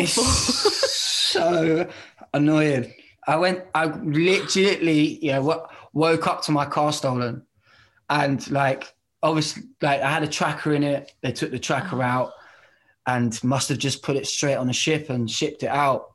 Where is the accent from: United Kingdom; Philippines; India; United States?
United Kingdom; Bedford, East of England; I am from Bedford